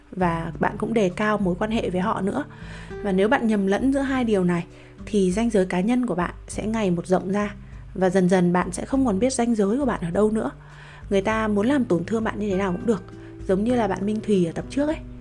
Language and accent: Vietnamese; Vietnam; em cũng sinh ra và lớn lên ở Việt Nam